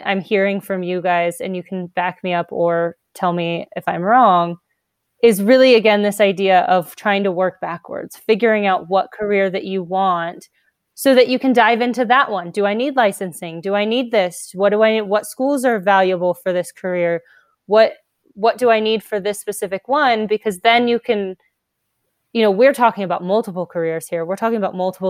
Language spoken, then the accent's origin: English; California, United States; moved away as an adult; also born or lived in Mississippi; I was from California